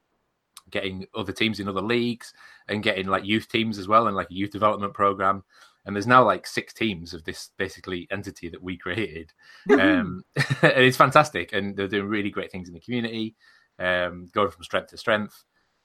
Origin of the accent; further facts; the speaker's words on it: Coniston, North West England, United Kingdom; the area around Coniston in Cumbria, where I'm from